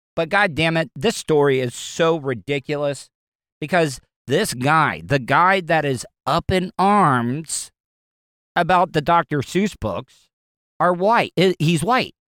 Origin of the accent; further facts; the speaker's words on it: the South, United States; I grew up in the South all my life